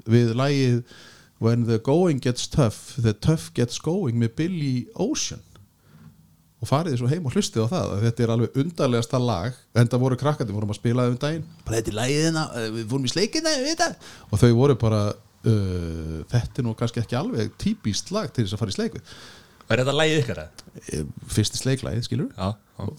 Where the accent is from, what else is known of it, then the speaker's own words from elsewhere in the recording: Kópavogur, Capital Region, Iceland; also born or lived in Denmark; við erum bara bæður úr Vesturbæk Kópavóks